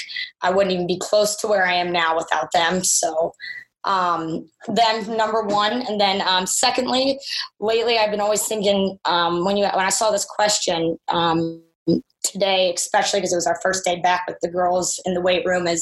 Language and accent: English; Philadelphia, Pennsylvania, United States; moved away; also born or lived in Charlotte; We're from Philadelphia originally